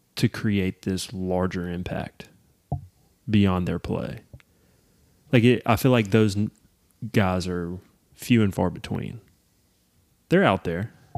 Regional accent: United States; my home country

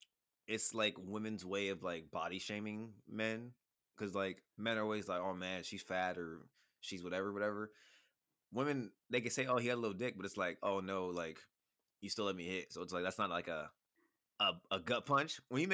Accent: Canada; I said I'm Canadian. That's all I said.

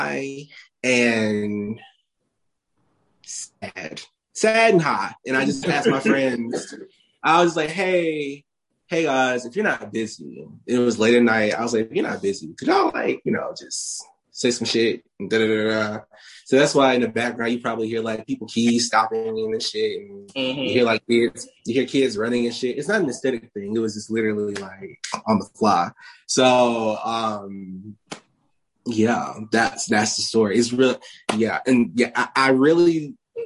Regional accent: Meridian, Mississippi, United States; now in Atlanta, United States; growing up in Mississippi

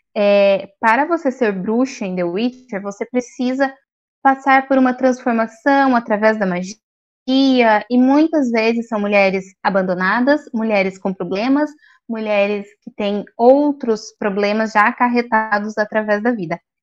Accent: Taubaté, São Paulo, Brazil; eu sou de Taubaté

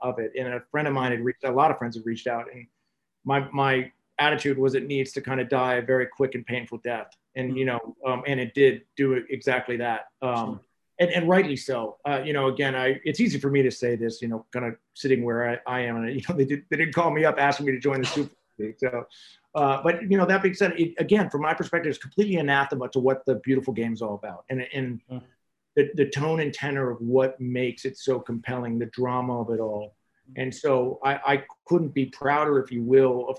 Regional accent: United States; as an American

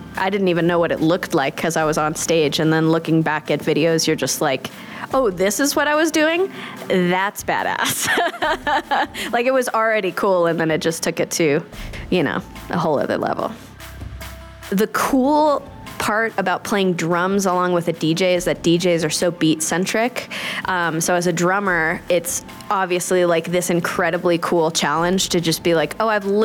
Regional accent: Los Angeles, California, United States; I play drums and I'm from Los Angeles, California

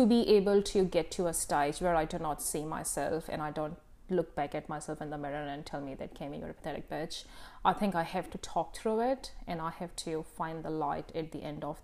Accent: India; now in New Zealand; I'm Indian, in my culture

